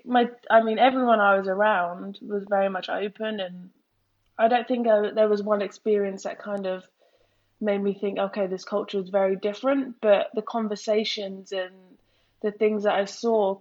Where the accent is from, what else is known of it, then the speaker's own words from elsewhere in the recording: Worthing, South East England, United Kingdom; I'm from Worthing, which is a predominantly white town. So growing up, I always felt different.